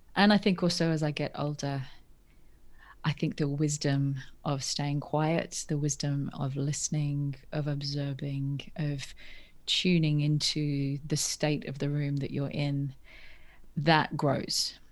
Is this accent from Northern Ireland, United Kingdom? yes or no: no; Norfolk, East of England, United Kingdom; I grew up in England, in North, a place called Norfolk that no one's ever heard of.